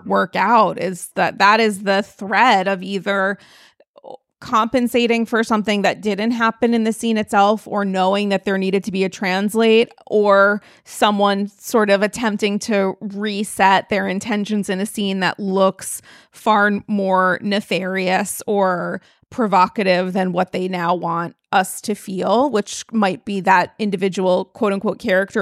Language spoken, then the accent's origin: English; New York, United States; I'm a New Yorker